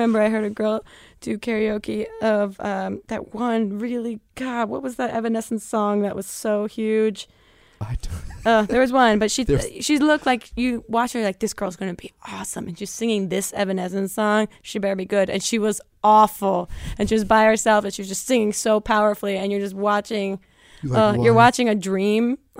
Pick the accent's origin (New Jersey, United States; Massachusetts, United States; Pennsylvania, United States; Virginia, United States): New Jersey, United States; I'm from Jersey.